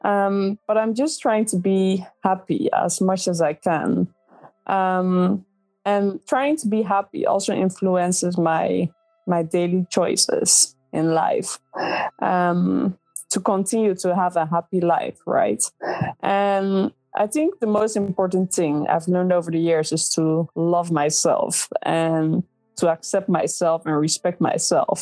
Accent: Netherlands; English is a second language; I was born and raised in the Netherlands. So yes, English is not my native language.

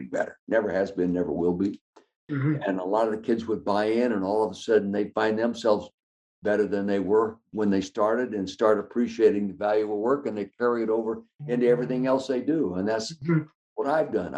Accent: Calistoga, California, United States; I was born and raised in the Napa Valley, Calistoga, California.

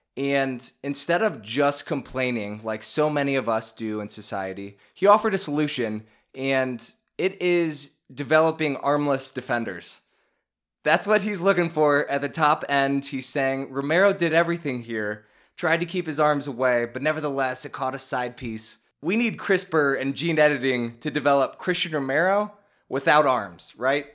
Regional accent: Chicago, Illinois, United States; born or raised there

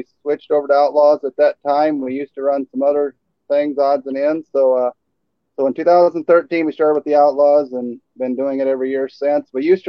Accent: Nebraska, United States; I guess we grew up in Dixon County

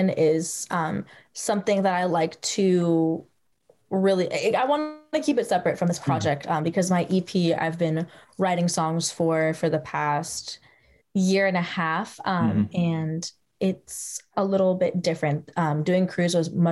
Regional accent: San Francisco, California, United States; moved away as an adult; now in Los Angeles County, United States; my hometown in San Francisco

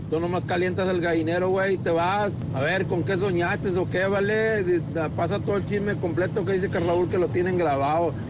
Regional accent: Tabasco, Mexico; Yo soy del estado de Tabasco

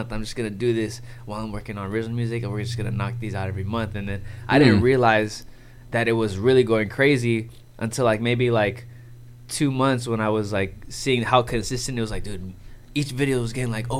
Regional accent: Oxnard, California, United States; also born or lived in San Diego, United States; I am from Oxnard, California.

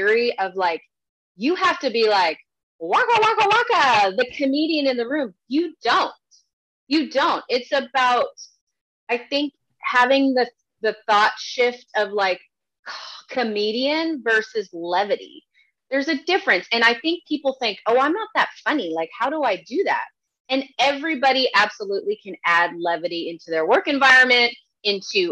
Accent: Calgary, Alberta, Canada; now in Texas, United States; I'm from Calgary, which they have the Stampede

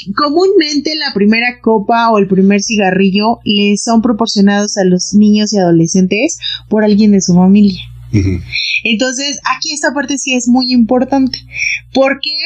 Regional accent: Mexico

